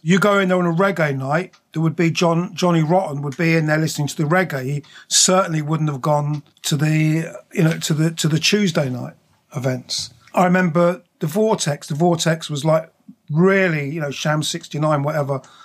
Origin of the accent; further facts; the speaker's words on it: High Wycombe, South East England, United Kingdom; moved away as an adult; also born or lived in London / Slough, Berkshire; I went to school in, in Berkshire, in Slough, and then High Wycombe